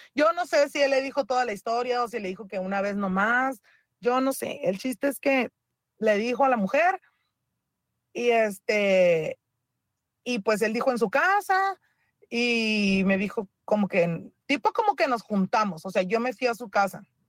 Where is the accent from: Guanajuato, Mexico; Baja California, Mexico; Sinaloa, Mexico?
Baja California, Mexico; Mexicali; yo soy de Mexicali